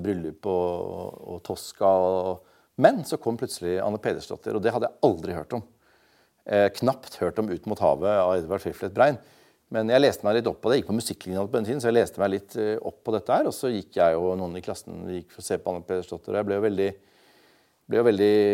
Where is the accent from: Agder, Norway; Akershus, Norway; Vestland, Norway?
Vestland, Norway; Bergen; jeg vokste jo opp i Bergen